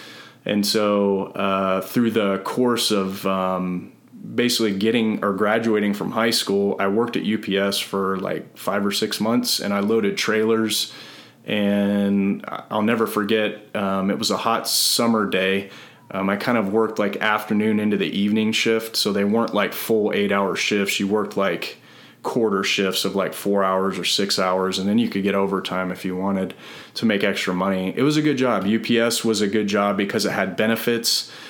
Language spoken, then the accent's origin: English; Southern and Central California, United States; also born or lived in Northridge, California / San Joaquin Valley, California / Fort Bragg, North Carolina; Born in Northridge, and then I was raised in Southern and Central California.